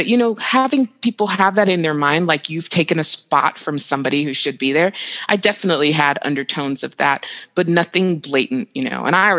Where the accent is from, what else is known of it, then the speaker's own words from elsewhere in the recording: Nigeria; also born or lived in Dubai, United Arab Emirates / Saudi Arabia; Like, I'm from Nigeria, and so I would go to Nigeria every summer, you know, and I grew up in the Middle East, like in Dubai and Saudi Arabia.